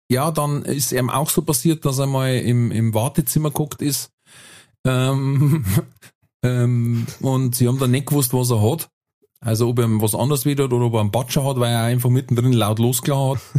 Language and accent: German; Bavaria, Germany; ich komme aus der Nähe von Nürnberg.